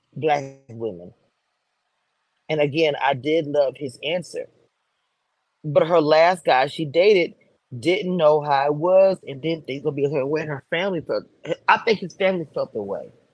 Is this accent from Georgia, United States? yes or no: no; New Orleans, Louisiana, United States; New Orleans, my hometown